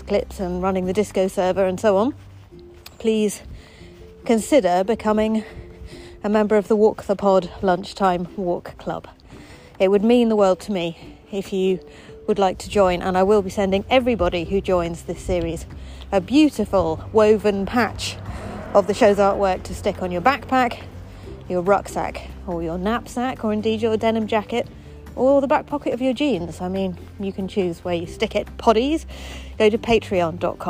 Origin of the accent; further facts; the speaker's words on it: Eton, South East England, United Kingdom; I grew up in Eton College, the poshest school in the world